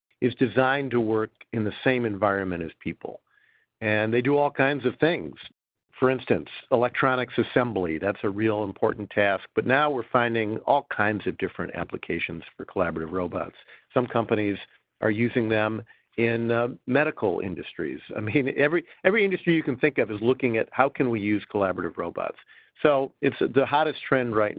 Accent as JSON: {"language": "English", "town": "Detroit", "region": "Michigan", "country": "United States", "said": "I come from Detroit"}